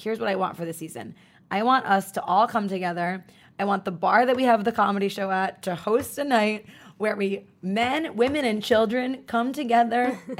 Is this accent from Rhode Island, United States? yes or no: no; New York, United States; I'm from New York.